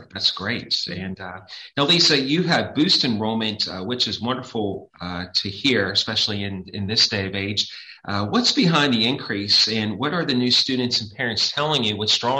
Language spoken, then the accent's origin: English; Pittsburgh, Pennsylvania, United States; I'm a South Hills guy. I grew up in the Carrick section of the city